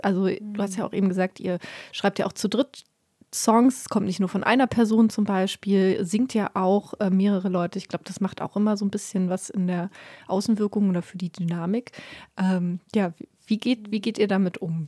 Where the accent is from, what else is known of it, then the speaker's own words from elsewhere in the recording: Berlin, Germany; als Berlinerin